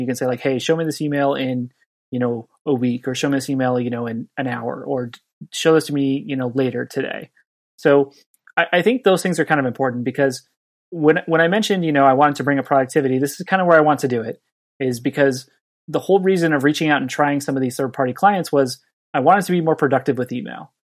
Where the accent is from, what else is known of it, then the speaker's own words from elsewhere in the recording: Southern California, United States; now in Santa Cruz, United States; I grew up on beaches in Southern California